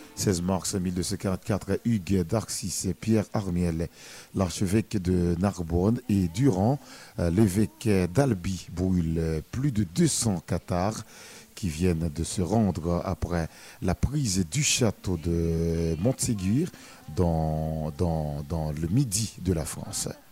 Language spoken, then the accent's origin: French; Bombardopolis, Nord-Ouest, Haiti; ma ville natale, Bombarde de police la cité hospitalière